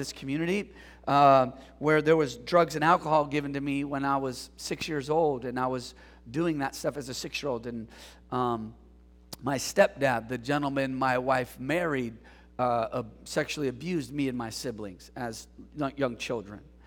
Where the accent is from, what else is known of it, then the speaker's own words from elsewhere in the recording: San Jose, California, United States; the reason why I say I'm from San Jose, San Francisco Bay, is because my mom put us on a bus and sent us to my dad's for the summer. And so we came to San Jose to live with my dad